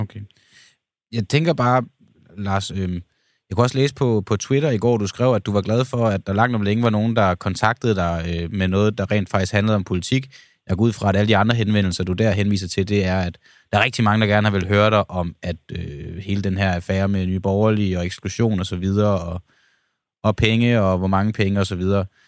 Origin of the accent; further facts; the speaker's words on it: Denmark; vores lille land Danmark, vi som danskere